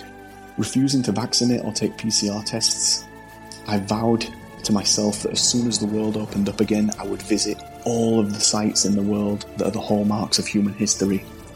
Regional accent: England, United Kingdom; I'm from England.

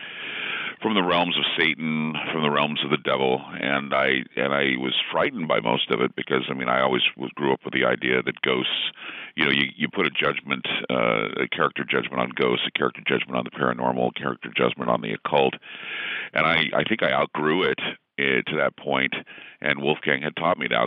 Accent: Utah, United States; I grew up in Utah, of course, and you're Mormon until proven otherwise.

